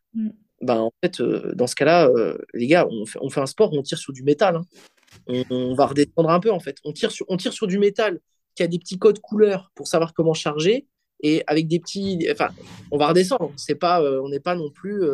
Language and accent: French; Belgium; je suis belge, je fais de la comp en Belgique